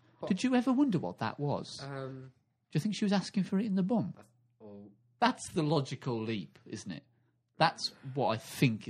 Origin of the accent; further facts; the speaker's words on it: Swansea, Wales, United Kingdom; because I'm a housewife from Swansea.